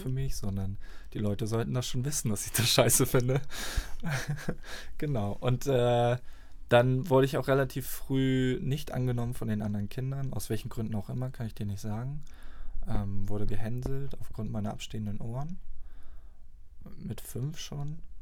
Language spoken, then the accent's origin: German; near Flensburg, Schleswig-Holstein, Germany; moved away; komme aus der Nähe von Flensburg, bin dort auf dem Dorf groß geworden. Fast 20 Jahre habe ich dort gelebt